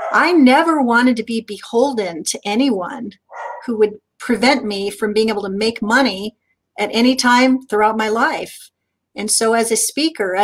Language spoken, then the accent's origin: English; Southern California, United States; as a kid growing up in Southern California